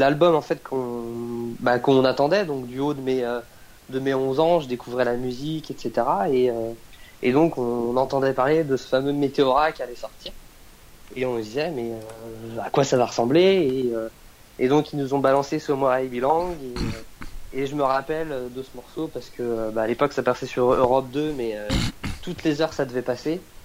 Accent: Nantes, Pays de la Loire, France; originaire de là-bas et les choses ont fait que je suis toujours resté, euh, resté sur Nantes

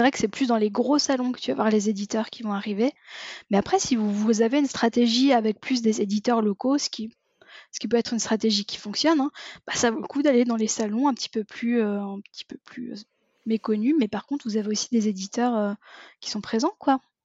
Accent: France; accent: Frenchie; j'ai un accent qui est terrible, mais j'ai bossé pendant dix ans dans une entreprise où on ne parlait que anglais, ce qui fait qu'au final, mon accent, j'ai réussi à en faire fi et à euh, accepter l'idée que j'étais la, la, la, euh, l'accent Frenchie

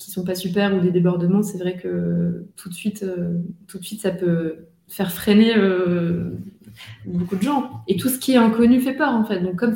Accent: northern France, France; dans le nord de la France, chez moi, comment De base, je suis nordiste

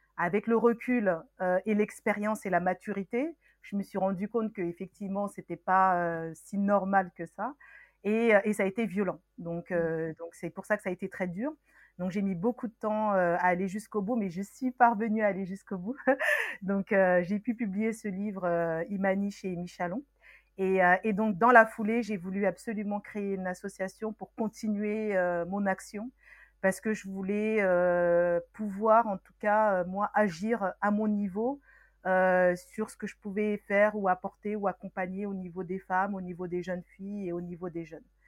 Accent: Meaux, Île-de-France, France; born or raised there; also born or lived in Senegal

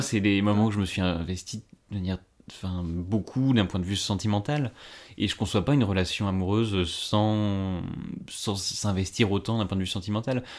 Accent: Ardennes, Grand Est, France; moved away as an adult; now in Paris, France; je suis né dans les Ardennes, j'ai grandi là-bas

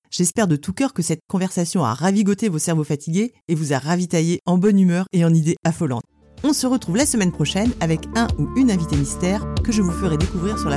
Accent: Lorient, Brittany, France; chez nous, à Lorient

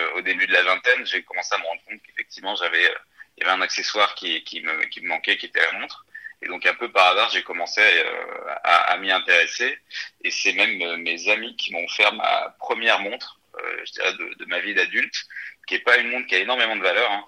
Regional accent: northern France, France; moved away as an adult; now in Paris, France; je viens du nord de la France, d'une famille euh, tout à fait normale

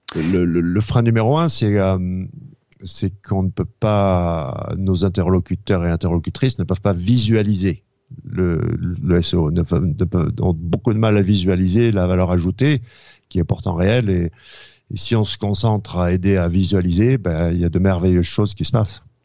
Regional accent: France; moved away as an adult; also born or lived in United States; je suis né en France, mais j'ai été éduqué, euh, euh, j'ai fait mes études supérieures aux États-Unis

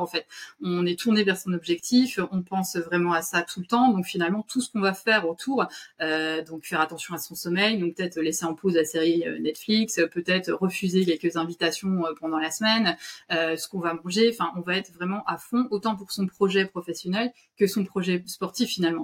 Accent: France; chez nous, en France

